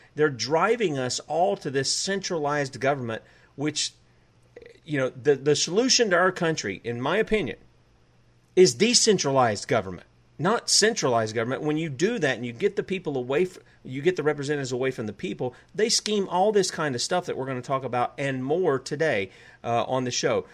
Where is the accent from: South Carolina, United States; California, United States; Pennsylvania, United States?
South Carolina, United States; I'm from the South. I'm from South Carolina, the U.S. occupied state of South Carolina.